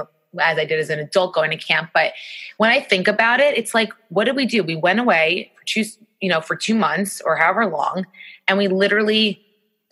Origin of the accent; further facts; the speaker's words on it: Great Neck, New York, United States; now in New York City, United States; I'm originally from Great Neck